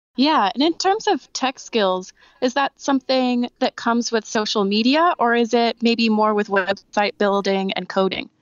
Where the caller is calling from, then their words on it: Los Angeles, California, United States; I'm calling from Los Angeles, California.